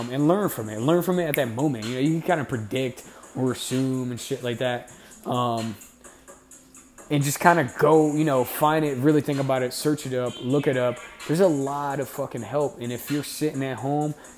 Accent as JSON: {"language": "English", "town": "Camden", "region": "New Jersey", "country": "United States", "tie": "born or raised there", "said": "I grew up in Camden, New Jersey"}